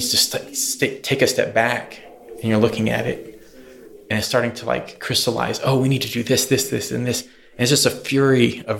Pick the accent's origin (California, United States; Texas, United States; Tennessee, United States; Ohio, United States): Texas, United States; Houston; also born or lived in North Louisiana; I was born there and pretty much raised there till I was about 6 and a half.